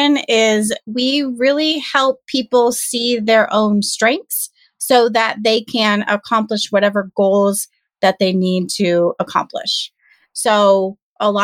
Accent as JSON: {"language": "English", "region": "Southern California", "country": "United States", "tie": "born or raised there", "said": "I am born and raised in Southern California"}